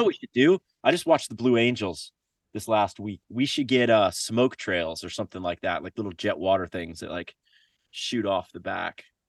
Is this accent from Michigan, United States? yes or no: no; Florida, United States; moved away; also born or lived in Central America; growing up in Florida